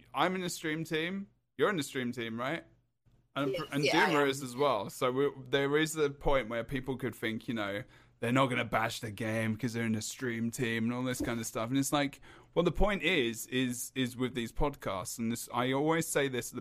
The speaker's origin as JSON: {"language": "English", "region": "England", "country": "United Kingdom", "said": "I'm English"}